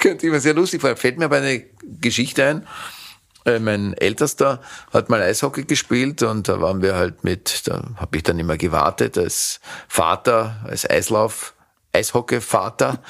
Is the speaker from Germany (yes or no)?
no; Vienna, Austria; Ich habe im zweiten Bezirk gewohnt, ich bin ein Kind des zweiten Bezirkes, nennt sich Leopoldstadt